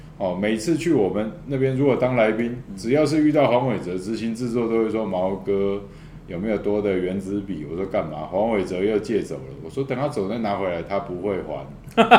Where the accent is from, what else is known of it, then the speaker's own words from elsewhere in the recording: Tainan, Taiwan; 我们台南人讲到这个心都很酸呢。